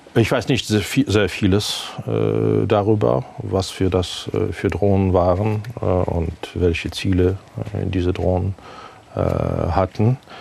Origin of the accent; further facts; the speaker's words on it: Ukraine; German is a second language; moved away as an adult; now in Berlin, Germany; können wir als Ukrainer